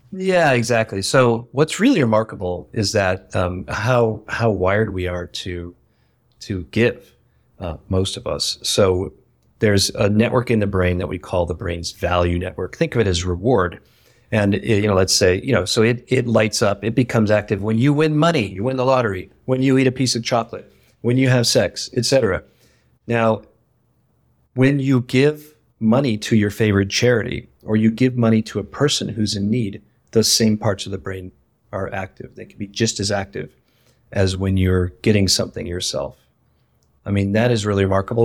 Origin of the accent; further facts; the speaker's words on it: Ohio, United States; moved away; I grew up in Ohio, in a kind of small working class community